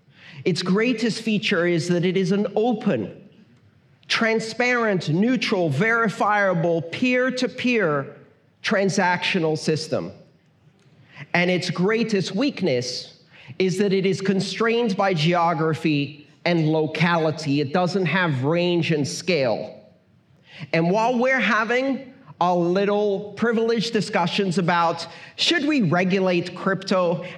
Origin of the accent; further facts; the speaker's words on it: Iran; born there; English is a second language; I was born in Iran. I didn't choose that.